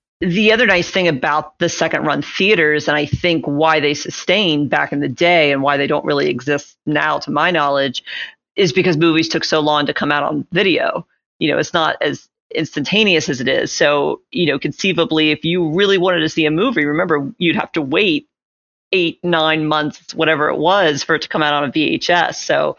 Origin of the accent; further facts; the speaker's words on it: Dallas, Texas, United States; growing up in Dallas